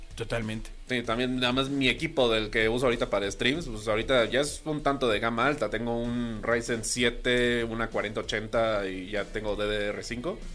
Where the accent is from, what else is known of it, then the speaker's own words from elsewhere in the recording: Veracruz, Mexico; allá en Veracruz, de donde soy